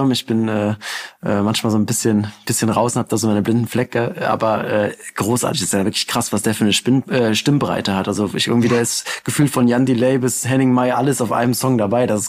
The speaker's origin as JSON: {"language": "German", "region": "North Rhine-Westphalia", "country": "Germany", "tie": "born or raised there", "said": "endlich auch mal eine Hymne für meine Heimatstadt. Also für alle Gladbacher, gebt euch das, wenn ihr nach, äh, nach Hause fahrt über Weihnachten."}